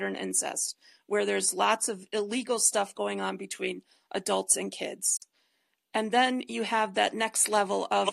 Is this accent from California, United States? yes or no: no; Detroit, Michigan, United States; now in Colorado, United States; I grew up in Detroit and now I live in Colorado.